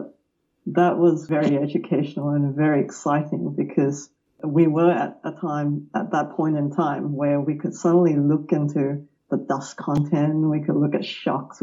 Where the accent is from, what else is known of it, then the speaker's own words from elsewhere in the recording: Melbourne, Victoria, Australia; I grew up outside of Melbourne in a suburb named Wantirna South in Victoria.